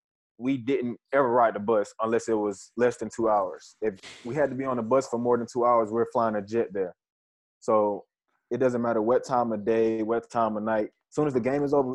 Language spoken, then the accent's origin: English; Atlanta, Georgia, United States; My childhood was great growing up in Atlanta.